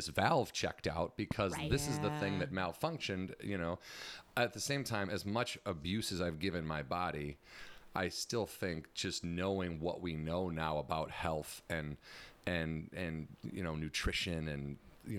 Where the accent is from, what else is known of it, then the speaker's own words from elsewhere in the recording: Warrenville, Illinois, United States; I grew up in Warrenville, Illinois, which is southwest suburbs of Chicago